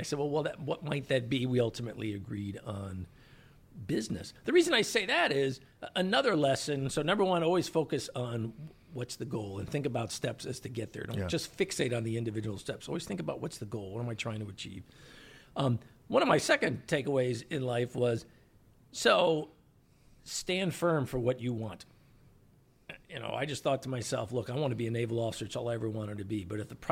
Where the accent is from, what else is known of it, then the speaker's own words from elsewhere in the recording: Chicago, Illinois, United States; I grew up in Chicago, long way from the ocean